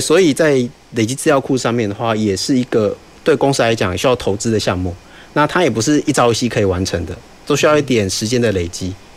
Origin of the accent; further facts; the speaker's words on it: Taiwan; 这是让我们台湾人自豪的